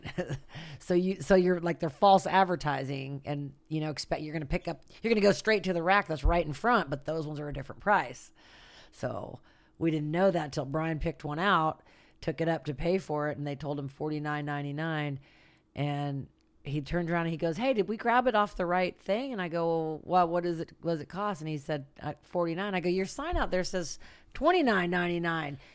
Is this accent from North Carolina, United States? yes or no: no; Santa Rosa, California, United States; I'm from Santa Rosa. That's where I was born and raised.